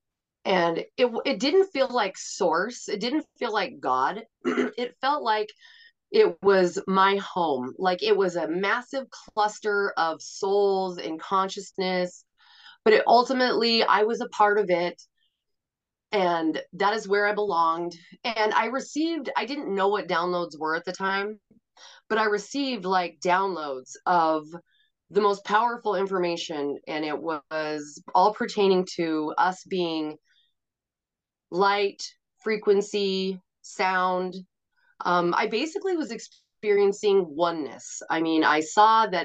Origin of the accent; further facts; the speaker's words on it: Montana, United States; also born or lived in Portland; I live in Montana, and I grew up in Montana